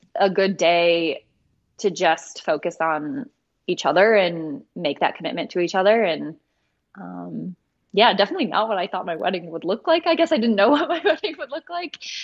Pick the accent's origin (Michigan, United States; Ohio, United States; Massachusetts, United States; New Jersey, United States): Michigan, United States; Croswell; I grew up in Croswell, Michigan, which is in the Thumb.